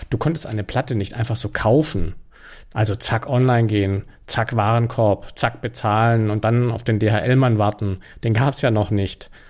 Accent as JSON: {"language": "German", "town": "Stuttgart", "region": "Baden-Württemberg", "country": "Germany", "tie": "born or raised there", "said": "Die kaufte man in Stuttgart, wo ich aufgewachsen bin, im berühmten Radio-Fotohaus Lerche."}